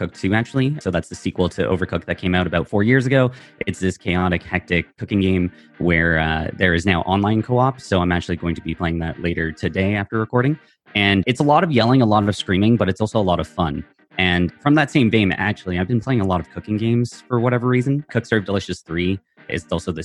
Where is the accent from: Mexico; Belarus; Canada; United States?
Canada; I'm from Canada originally